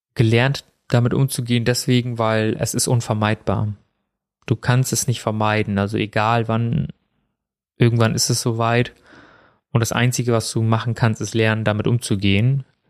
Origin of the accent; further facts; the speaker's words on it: Germany; also born or lived in India; Ich bin ja in Indien geboren und bin ja relativ früh, also knapp unter zwei war ich, wo ich hier nach Deutschland gekommen bin und bin ja auch hier aufgewachsen